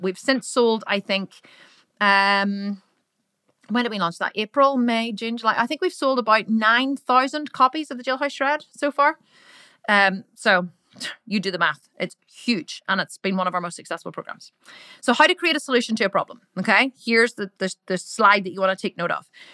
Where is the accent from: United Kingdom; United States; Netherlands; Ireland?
Ireland; accent: Irish; I'm Irish. I'm Irish. Like, sometimes I sound really Irish because I am Irish, right? And in Ireland, we say the word fuck a lot